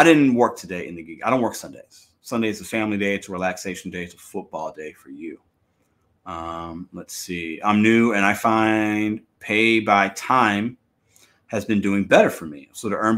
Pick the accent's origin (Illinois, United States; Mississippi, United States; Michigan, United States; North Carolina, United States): Illinois, United States; Chicago; That's where I'm from.